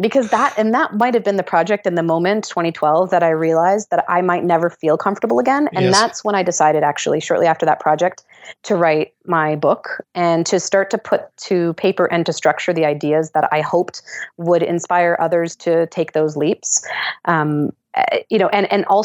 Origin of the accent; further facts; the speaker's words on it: Canada; as a Canadian